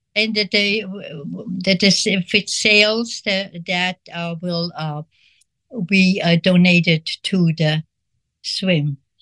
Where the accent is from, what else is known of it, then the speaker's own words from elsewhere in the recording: Switzerland; moved away; I grew up in Switzerland, and which was uh, during the war, and uh, we were not in the war